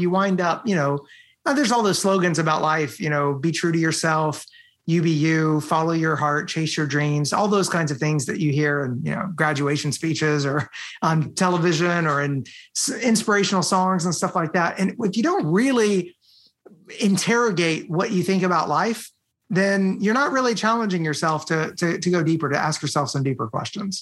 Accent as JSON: {"language": "English", "country": "United States", "tie": "born or raised there", "also_born_or_lived": "Romania", "moved": "as an adult", "said": "I'm born here in the United States"}